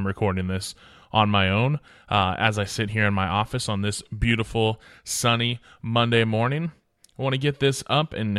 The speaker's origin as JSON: {"language": "English", "region": "Oregon", "country": "United States", "tie": "born or raised there", "said": "when we were growing up in Oregon."}